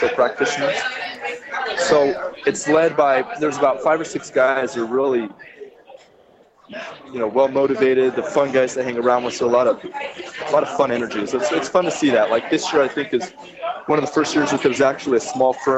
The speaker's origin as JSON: {"language": "English", "region": "California", "country": "United States", "said": "I'm from California"}